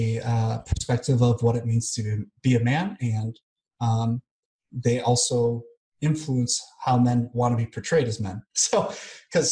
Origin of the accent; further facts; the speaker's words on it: United States; moved away as an adult; also born or lived in Kansas City, Missouri / Vancouver, Washington; now in Belgrade, Serbia; I'm definitely American